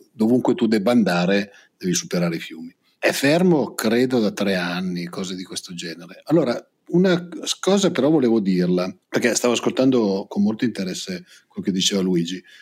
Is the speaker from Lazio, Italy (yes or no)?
no; Lombardy, Italy; io vengo dalla provincia di Pavia